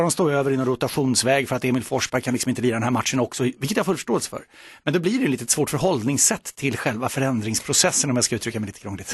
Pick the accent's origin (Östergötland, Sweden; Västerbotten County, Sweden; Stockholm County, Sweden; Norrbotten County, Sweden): Stockholm County, Sweden; Solna; Friends Arena är väldigt nära där jag växte upp